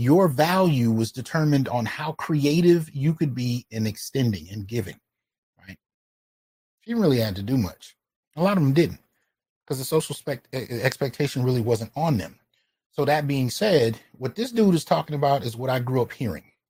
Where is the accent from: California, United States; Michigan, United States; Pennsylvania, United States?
California, United States; Bay Area; also born or lived in Brooklyn, New York / San Jose / Santa Clara / Sunnyvale; I was born in Brooklyn, in Flatbush, Brooklyn, but I was raised in the Bay Area